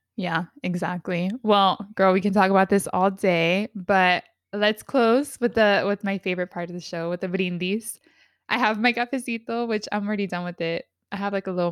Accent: San Diego, California, United States; We're both from San Diego

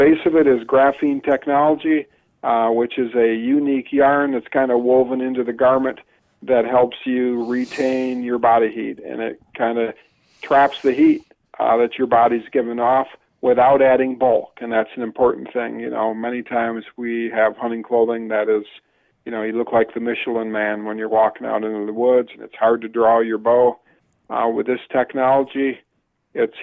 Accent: Northern US, United States; accent: Northern; my Northern accent

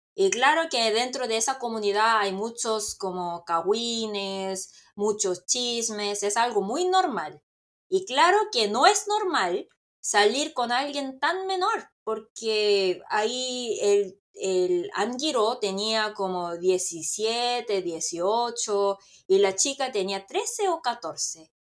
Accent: South Korea; Spanish is a second language; como yo estoy en Corea y como soy coreana

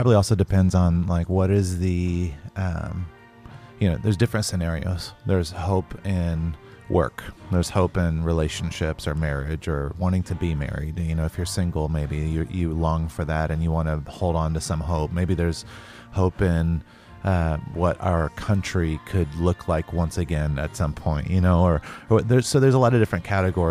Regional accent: North Carolina, United States; I grew up in the South in North Carolina

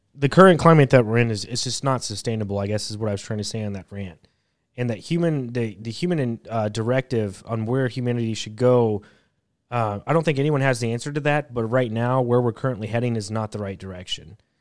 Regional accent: United States; being an American

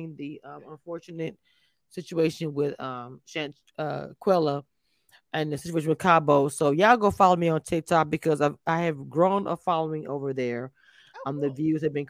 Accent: the South, United States; I am from the South

